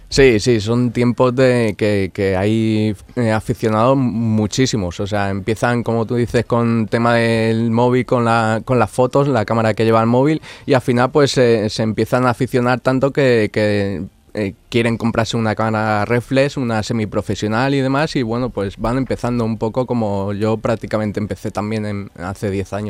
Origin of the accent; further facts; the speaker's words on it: Alicante, Valencian Community, Spain; moved away as an adult; now in Morón de la Frontera, Spain; yo soy de Alicante y hace bueno el verano pasado me, mudé aquí a Sevilla, a Morón de la Frontera